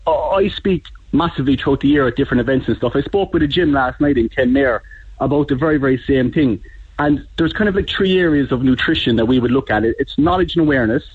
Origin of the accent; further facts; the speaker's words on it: Belfast, Northern Ireland, United Kingdom; now in Cobh, Ireland; I grew up in Belfast.